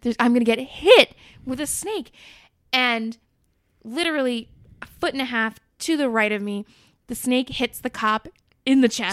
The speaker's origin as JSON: {"language": "English", "area": "North Shore", "region": "Massachusetts", "country": "United States", "said": "I'm, I'm from the North Shore, like, the most, like, yuppity of, like, cow towns"}